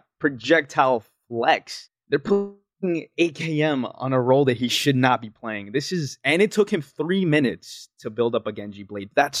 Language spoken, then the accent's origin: English; United States